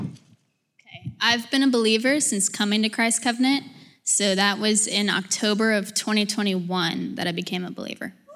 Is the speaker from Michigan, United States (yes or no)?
no; Alpharetta, Georgia, United States; now in Brookhaven, United States; I'm from Alpharetta and live currently in Brookhaven